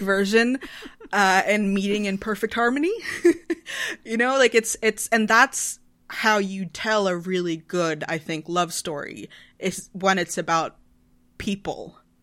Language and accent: English; Sweden; I'm from Sweden. We're a tiny nation of, of ten million people.